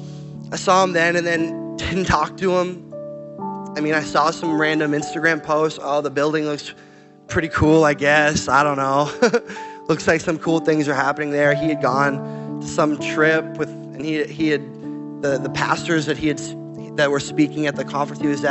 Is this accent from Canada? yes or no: yes; Canada; moved away as an adult; also born or lived in Portland, Oregon; I'm Canadian.